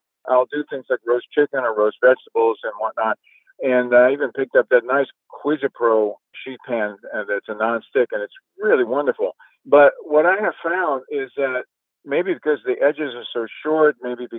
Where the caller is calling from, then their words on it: New Orleans, Louisiana, United States; I'm calling from New Orleans, Louisiana.